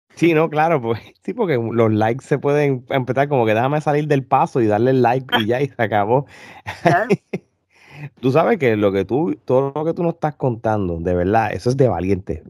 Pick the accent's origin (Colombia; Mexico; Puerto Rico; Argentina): Puerto Rico; somos tres puertorriqueños